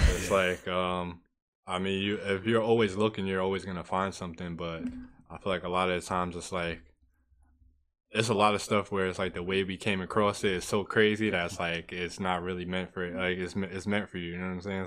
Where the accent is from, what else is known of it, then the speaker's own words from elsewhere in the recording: Peekskill, New York, United States; growing up in Peacefield